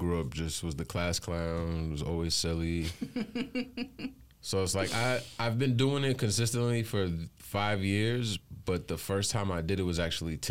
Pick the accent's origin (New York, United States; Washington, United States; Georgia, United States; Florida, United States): New York, United States; Long Island; I'm from Long Island, centralized of Long Island.